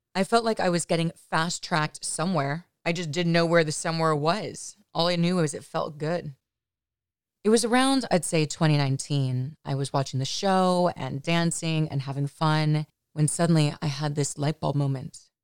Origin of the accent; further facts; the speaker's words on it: Los Angeles, California, United States; I'm from the Valley in Los Angeles and grew up a relatively normal kind of life.